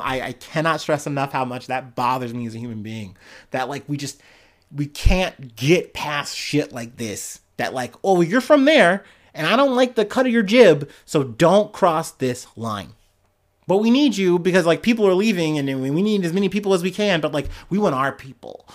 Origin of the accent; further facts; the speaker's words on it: United States; as an American